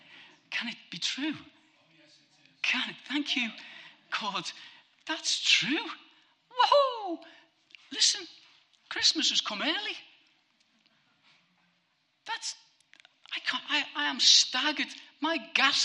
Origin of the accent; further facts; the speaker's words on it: Bootle, North West England, United Kingdom; I'm a scally from Bootle.